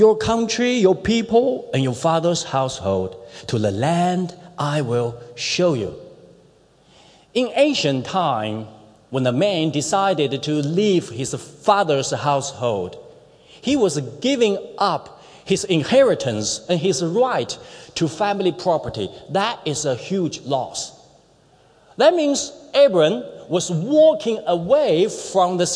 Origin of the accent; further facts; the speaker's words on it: China; moved away as an adult; now in New Zealand; growing up in China's economy booming years